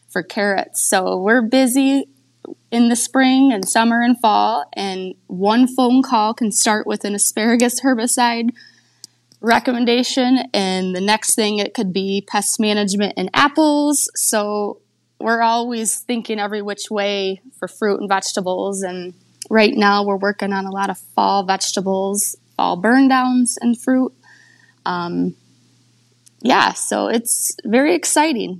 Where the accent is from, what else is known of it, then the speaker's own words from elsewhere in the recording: Michigan, United States; I grew up on my family's fruit and vegetable farm in Michigan.